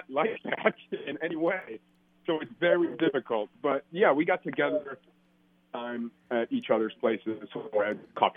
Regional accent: outside Detroit, Michigan, United States; also born or lived in Mexico City, Mexico; It's my hometown

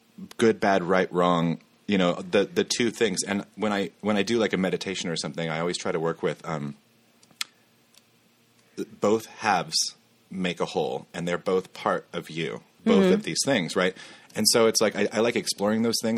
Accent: Kansas, United States; my hometown

